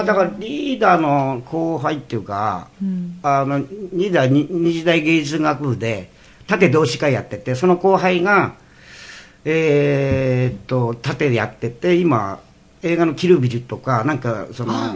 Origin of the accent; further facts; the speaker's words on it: Iwate, Japan; moved away; 俺ちょうど岩手県 出身だから